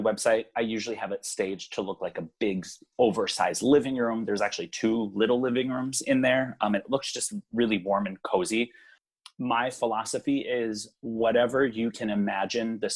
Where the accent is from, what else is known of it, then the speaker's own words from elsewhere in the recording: Hawaii, United States; moved away as an adult; now in Minnesota, United States; I was pretty much born and raised there and moved back to the mainland when I was 21